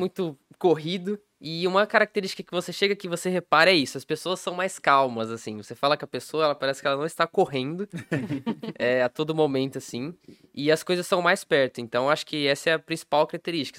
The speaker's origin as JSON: {"language": "Portuguese", "region": "São Paulo", "country": "Brazil", "tie": "born or raised there", "moved": "yes", "lives_now": "Espírito Santo, Brazil", "said": "Eu nasci em São Paulo mesmo"}